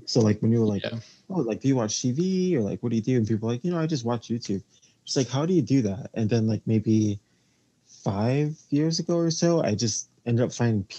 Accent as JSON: {"language": "English", "town": "New York City", "region": "New York", "country": "United States", "said": "So I am from New York City"}